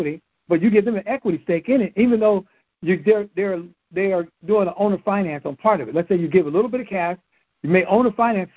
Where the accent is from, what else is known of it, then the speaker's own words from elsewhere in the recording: California, United States; I'm being from California